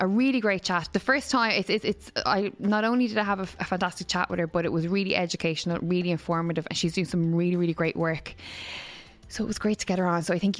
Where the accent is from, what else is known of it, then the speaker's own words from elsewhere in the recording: Ireland; especially being Irish and having the repression, the burden of Catholicism.